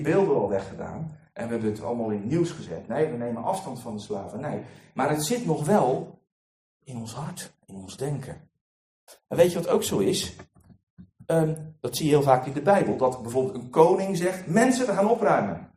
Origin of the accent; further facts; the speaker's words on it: Netherlands; we als Nederlanders